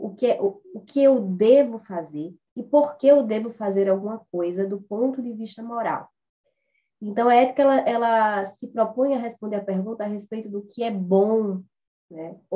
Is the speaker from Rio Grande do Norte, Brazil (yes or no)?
yes; Natal, Rio Grande do Norte, Brazil; moved away as an adult; now in São Paulo, Brazil; eu sou de Natal, então eu sou ah, formada em Direito, né, pela Universidade Federal do Rio Grande do Norte, mas já resido aqui em São Paulo há oito anos.